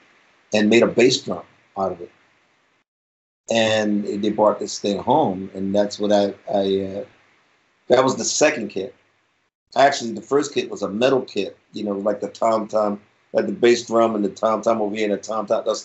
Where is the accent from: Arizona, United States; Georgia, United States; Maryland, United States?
Maryland, United States; Baltimore; I was born and raised right here in Baltimore, right on the east side of Baltimore